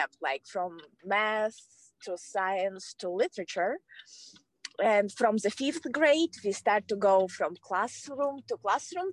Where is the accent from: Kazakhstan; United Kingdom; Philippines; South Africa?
Kazakhstan; English is a second language; moved away as an adult; now in United States; So it was in Kazakhstan. Yeah, it was back home